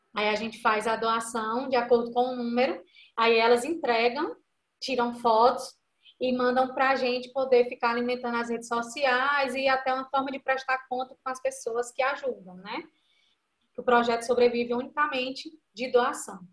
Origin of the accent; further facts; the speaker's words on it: Iguatu, Ceará, Brazil; a gente é do Iguatu, interior do Ceará